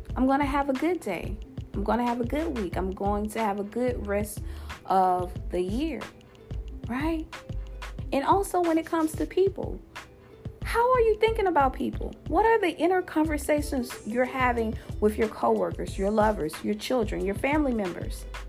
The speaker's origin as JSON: {"language": "English", "region": "Louisiana", "country": "United States", "said": "my home state, of Louisiana"}